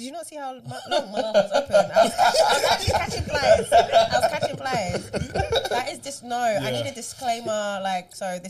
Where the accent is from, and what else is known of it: Uganda